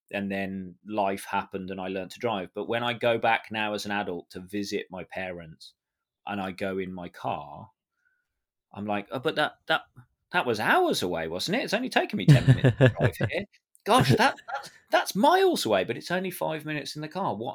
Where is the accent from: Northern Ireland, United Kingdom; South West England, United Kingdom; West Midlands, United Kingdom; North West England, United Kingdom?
West Midlands, United Kingdom; Birmingham; accent: Birmingham; when I go home after a couple of weeks or a couple of days, even speaking with my family, my Birmingham accent comes back, and I sound